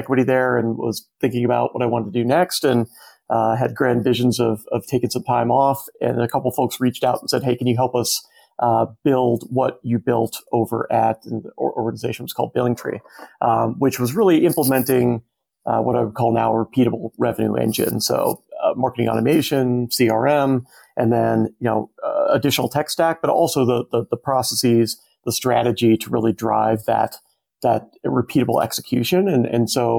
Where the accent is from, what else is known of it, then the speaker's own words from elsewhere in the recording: Arizona, United States; I'm from Arizona, like born and raised